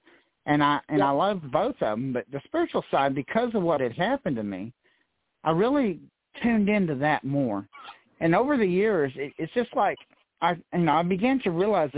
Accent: Texas, United States; growing up in South Texas, I had a lot of Hispanic friends.

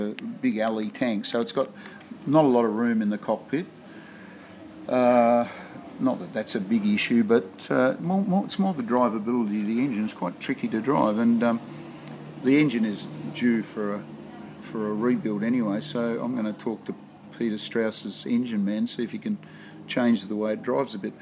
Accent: Tasmania, Australia; I grew up in Tasmania

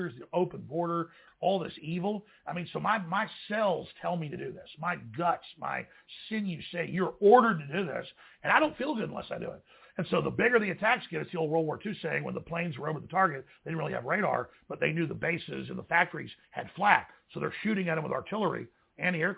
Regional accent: Dallas, Texas, United States; growing up in Dallas

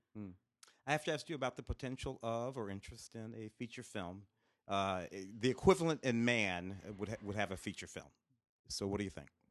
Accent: St. Louis, Missouri, United States; Saint Louis quite a lot, my hometown

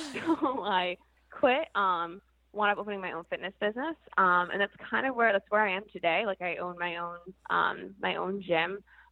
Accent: New Jersey, United States; moved away as an adult; now in Rhode Island, United States; I'm actually originally from New Jersey. So I moved to Rhode Island in 2008

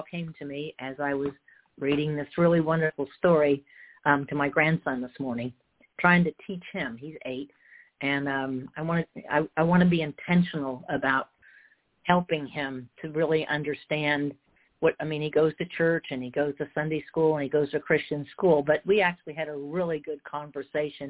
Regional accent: California, United States; I'm from California

